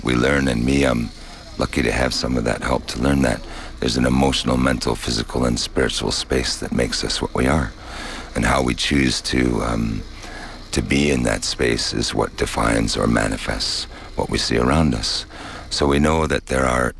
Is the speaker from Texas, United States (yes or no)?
no; Hermosa, South Dakota, United States; I come from Hermosa, South Dakota